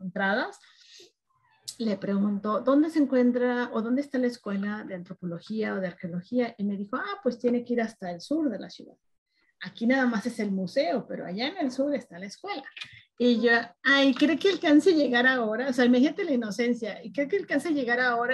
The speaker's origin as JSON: {"language": "Spanish", "town": "Guadalajara", "region": "Jalisco", "country": "Mexico", "also_born_or_lived": "Mexico City", "moved": "as an adult", "lives_now": "Denver, United States", "said": "Soy de Guadalajara, Jalisco, del occidente de México"}